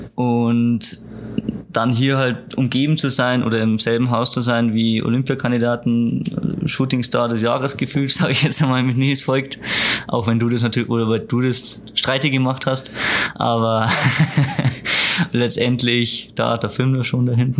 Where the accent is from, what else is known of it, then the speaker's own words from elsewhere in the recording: Lower Bavaria, Germany; Niederbayern, wo ich herkomme